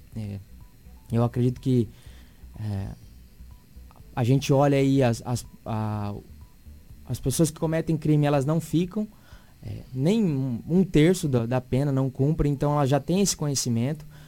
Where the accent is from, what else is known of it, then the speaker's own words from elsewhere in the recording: Sinop, Mato Grosso, Brazil; nasci em Sinop